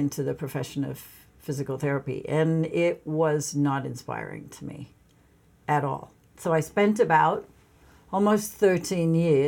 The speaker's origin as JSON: {"language": "English", "town": "Sydney", "region": "New South Wales", "country": "Australia", "tie": "born or raised there", "moved": "yes", "said": "I grew up in Australia. I grew up in Sydney, Australia."}